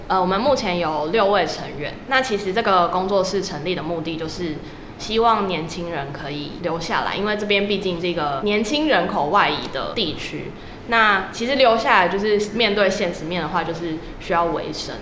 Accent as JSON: {"language": "Chinese", "region": "Kaohsiung", "country": "Taiwan", "moved": "as an adult", "lives_now": "Nanzhuang, Taiwan", "said": "像我是来自高雄嘛"}